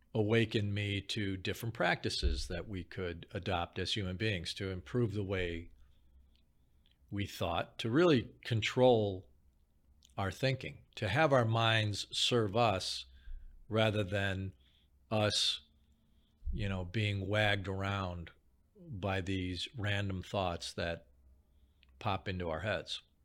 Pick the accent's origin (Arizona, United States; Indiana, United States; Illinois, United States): Illinois, United States; Chicago; I grew up in Chicago